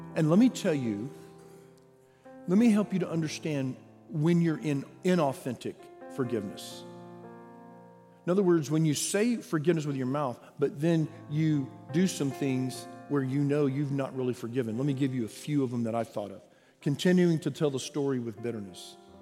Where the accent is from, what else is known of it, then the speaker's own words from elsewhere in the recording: Texas, United States; I am born and raised in Texas